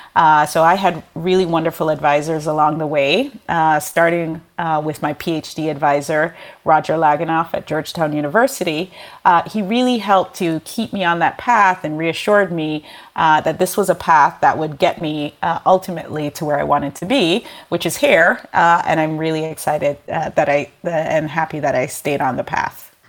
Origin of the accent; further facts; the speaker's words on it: Jamaica; moved away; I'm originally from Jamaica, a developing country